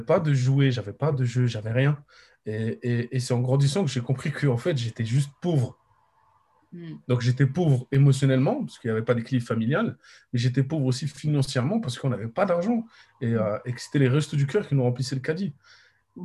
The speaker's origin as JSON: {"language": "French", "country": "Morocco", "said": "je suis marocain"}